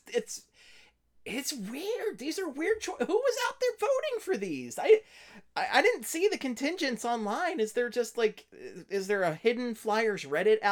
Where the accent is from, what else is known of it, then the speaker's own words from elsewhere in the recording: Philadelphia, Pennsylvania, United States; I was born in Philadelphia and love hockey